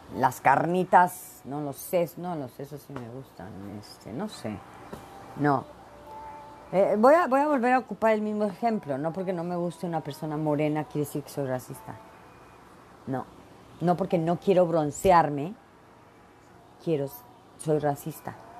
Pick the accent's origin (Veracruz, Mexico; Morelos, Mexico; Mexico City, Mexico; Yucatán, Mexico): Veracruz, Mexico; moved away; Soy mexicana, nací en México, en el puerto de Veracruz y me encanta el chile y soy bien picardienta, porque aparte soy jarocha